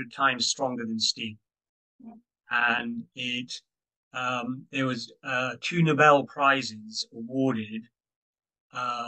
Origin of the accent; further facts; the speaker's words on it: United Kingdom; I'm a Brit. I'm not US.